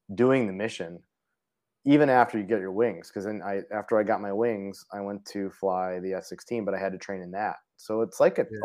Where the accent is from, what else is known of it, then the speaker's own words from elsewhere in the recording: Parma, Ohio, United States; moved away as an adult; now in Minnesota, United States; I grew up in Cleveland, Ohio, uh, in Parma